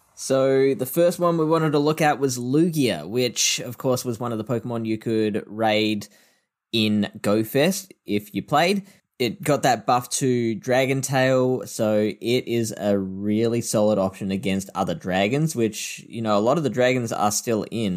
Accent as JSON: {"language": "English", "town": "Adelaide", "region": "South Australia", "country": "Australia", "said": "I am from Adelaide"}